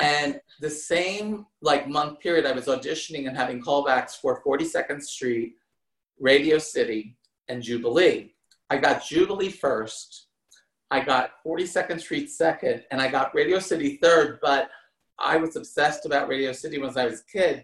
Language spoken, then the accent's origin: English; New Jersey, United States; moved away; I grew up in New Jersey, not that far from New York City